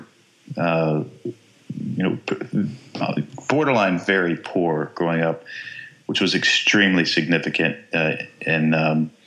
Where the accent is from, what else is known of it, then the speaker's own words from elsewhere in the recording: Texas, United States; I grew up in Texas